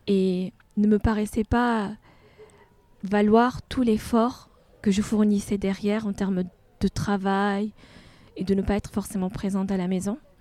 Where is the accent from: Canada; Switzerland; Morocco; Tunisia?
Tunisia; moved away as an adult; now in France; Une fois que j'ai quitté la Tunisie